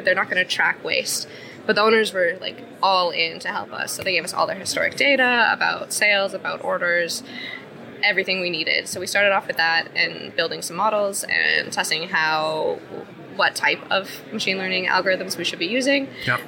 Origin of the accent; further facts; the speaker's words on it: Canada; moved away as an adult; now in Iceland; I'm originally from Canada, but I've lived in Iceland for five years